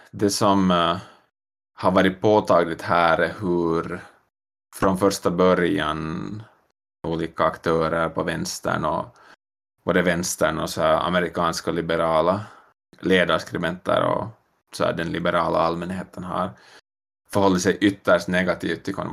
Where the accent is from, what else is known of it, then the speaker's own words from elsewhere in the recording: Finland; moved away as an adult; also born or lived in New York; now in Montreal, Canada; Ah, jag flyttade från Finland 2017 i augusti. Bodde i New mm. York en sväng först, ett år